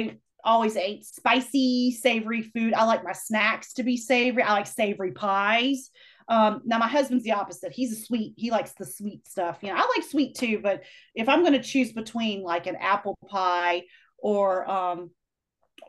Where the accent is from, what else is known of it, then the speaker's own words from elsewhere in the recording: Black Mountain, North Carolina, United States; moved away; near my hometown coffee roaster there in Black Mountain